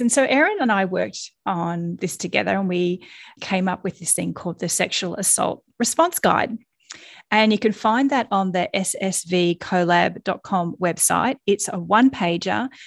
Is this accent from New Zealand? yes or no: no; Australia; accent: Australian; you've probably already worked out from my accent that I am Australian